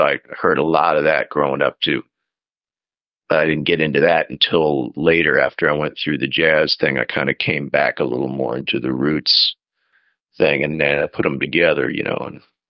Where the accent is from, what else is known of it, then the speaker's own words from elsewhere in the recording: Portland, Oregon, United States; moved away as an adult; also born or lived in New York City, New York; now in Woodstock, United States; I moved to New York when I was about 21. I'm from Portland, Oregon.